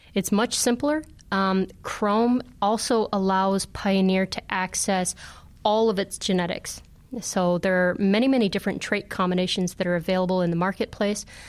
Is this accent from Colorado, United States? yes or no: no; Northern Illinois, United States; I grew up in Northern Illinois